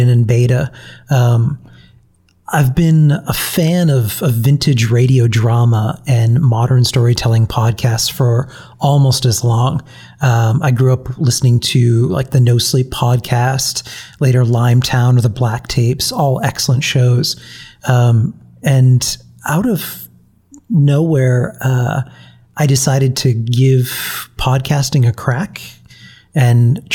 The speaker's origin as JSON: {"language": "English", "region": "New England", "country": "United States", "said": "I'm from New England."}